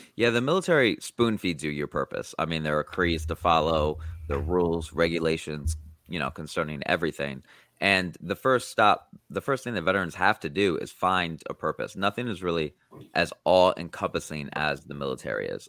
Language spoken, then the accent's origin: English; Iowa, United States; I grew up in Iowa